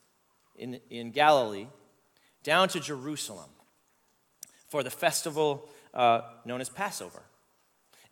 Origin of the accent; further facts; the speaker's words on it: Canada; I'm Canadian